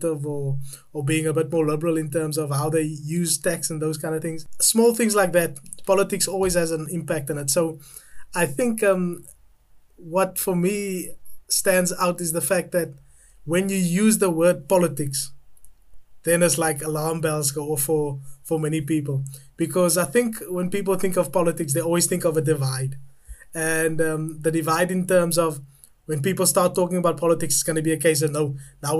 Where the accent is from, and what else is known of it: South Africa; now in London, United Kingdom